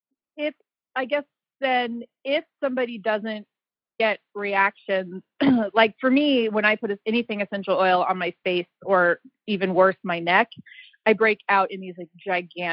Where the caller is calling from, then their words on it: Springfield, Missouri, United States; Springfield, Missouri.